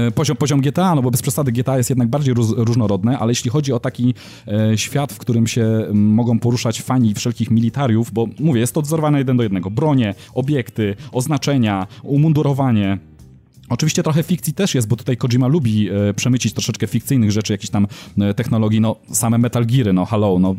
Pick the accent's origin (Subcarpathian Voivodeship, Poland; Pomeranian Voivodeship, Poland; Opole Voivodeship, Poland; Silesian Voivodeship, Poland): Opole Voivodeship, Poland; Brzeg; now in Gdynia, Poland; ja się wychowałem na południu Polski, spędziłem swoje dzieciństwo i tam blisko miasta, w którym, z którego pochodzę, pochodzę z brzegu